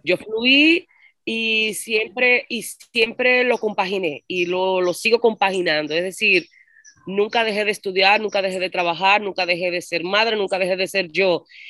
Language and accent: Spanish; La Romana, Dominican Republic; also born or lived in Santo Domingo / San Cristóbal; Yo vine con siete años yo nací en Santo Domingo, que es la capital. A los siete, viví siete años en San Cristóbal, al sur, con mi familia. Y luego con siete años vine al este, a la Romana.